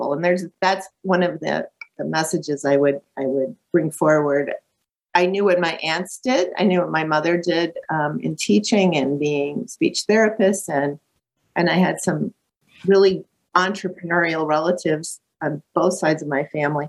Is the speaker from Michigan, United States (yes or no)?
no; Lake Geneva, Wisconsin, United States; growing up in Lake Geneva, Wisconsin, which is a really beautiful small town between Milwaukee and Chicago